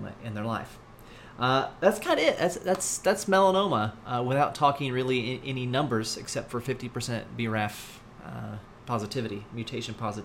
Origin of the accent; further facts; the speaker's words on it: United States; as an American